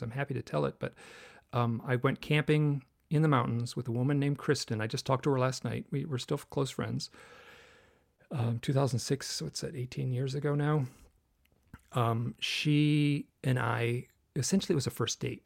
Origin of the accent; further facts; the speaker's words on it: Michigan, United States; I grew up in Michigan